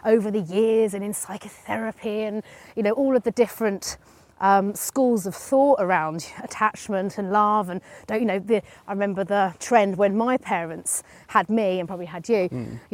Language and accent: English; East Hertfordshire, East of England, United Kingdom; also born or lived in London; They all kind of move up the A10 and move into Hertfordshire